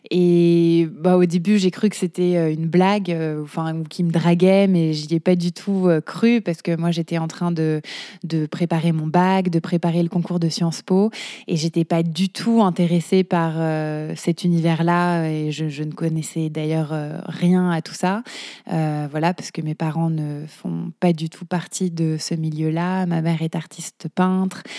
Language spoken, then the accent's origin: French; Paris, Île-de-France, France; je suis parisienne.